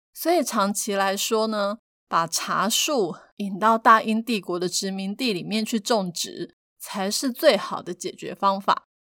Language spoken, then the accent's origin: Chinese; Taiwan; 我们是生在台湾